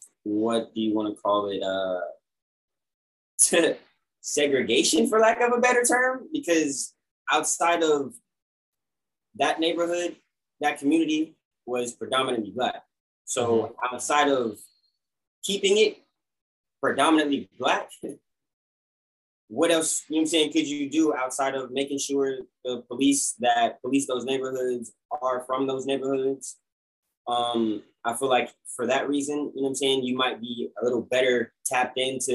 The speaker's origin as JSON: {"language": "English", "area": "Orange County", "region": "California", "country": "United States", "tie": "born or raised there", "said": "that's my home county. That's my hometown"}